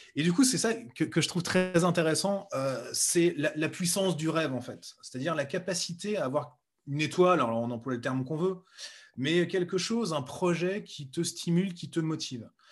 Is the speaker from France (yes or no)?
yes; Bourges, Centre-Val de Loire, France; moved away as an adult; also born or lived in Nevers; je suis né à Nevers et j'ai vécu 22 euh, ans à Bourges